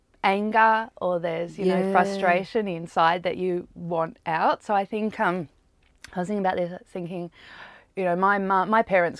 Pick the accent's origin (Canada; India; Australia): Australia; also born or lived in United States; In Australia. Oh, in the US for a bit, and then in Australia.